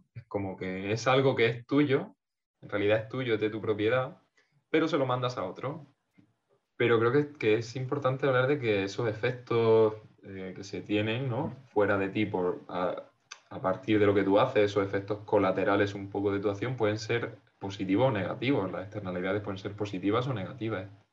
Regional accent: Portmán, Region of Murcia, Spain; Portman, un pueblo de la costa murciana, en mi pueblito

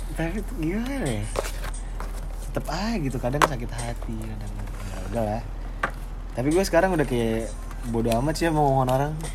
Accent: Lampung, Indonesia; gue gue orang Lampung tapi gue nggak bisa disebut orang Lampung karena orang tua gue nggak ada yang orang Lampung

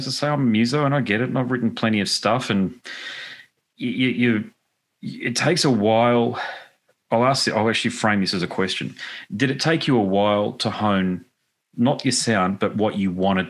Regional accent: Gold Coast, Queensland, Australia; Goldie, Gold Coast.

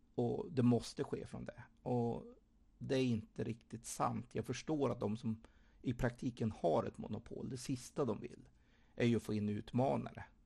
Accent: Sweden; jag som svensk

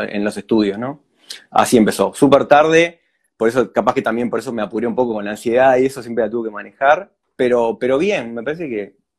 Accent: La Paloma, Rocha, Uruguay; soy de La Paloma, sí, nací en Rocha, pero viví toda la vida en La Paloma.

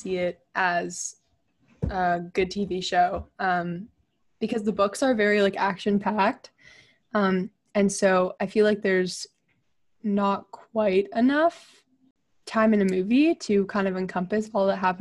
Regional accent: Thailand; moved away; I grew up in Thailand

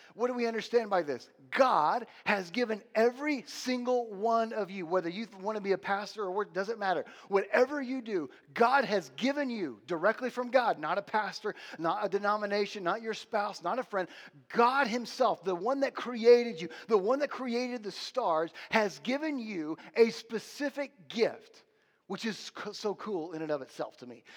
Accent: United States; I'm an American.

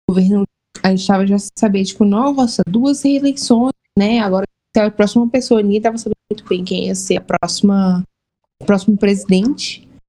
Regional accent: Vitória da Conquista, Bahia, Brazil; eu sou do interior da Bahia. Interior. Terceira maior cidade da Bahia.

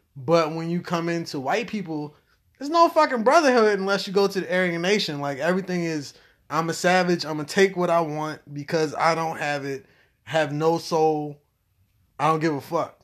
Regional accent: United States; I'm from America.

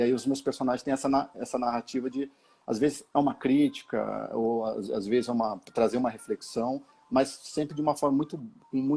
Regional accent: São Paulo, Brazil; eu sou um paulistano que fui, que fui criado e cresci na, na Zona Leste também. É, cresci em Goianazes, né, num bairro da, do Jardim Gianete, lá em Goianazes.

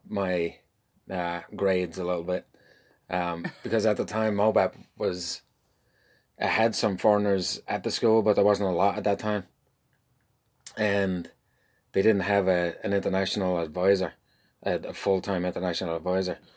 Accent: Dublin, Leinster, Ireland; moved away as an adult; now in St. Louis, United States; born and raised in Dublin

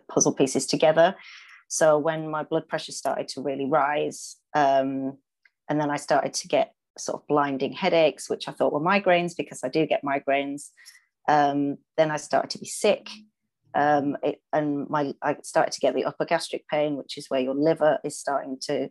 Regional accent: Leeds, Yorkshire and the Humber, United Kingdom; now in London, United Kingdom; I'm from Leeds originally, but I live in London with my husband.

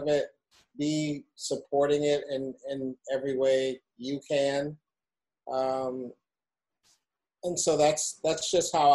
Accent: Chicago, Illinois, United States; I'm a Chicagoan. Like, I've been here for 50 years

